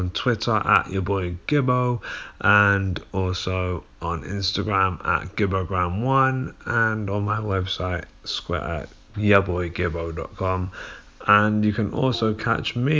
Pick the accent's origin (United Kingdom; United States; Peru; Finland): United Kingdom